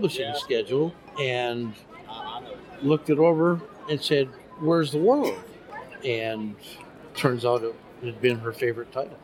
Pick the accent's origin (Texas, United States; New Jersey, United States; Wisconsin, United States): Wisconsin, United States; northern; moved away; also born or lived in Chicago / New York / Seattle; I'm a small town boy from northern Wisconsin